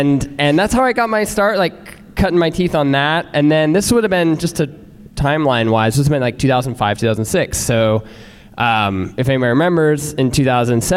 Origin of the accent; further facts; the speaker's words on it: Versailles, Ohio, United States; moved away; I'm from Ohio, a small town called Versailles